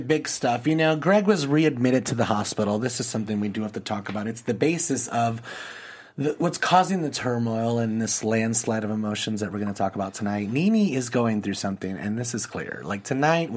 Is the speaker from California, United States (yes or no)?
yes; Los Angeles, California, United States; someone that's from California, like me, LA, we grew up right here by the ocean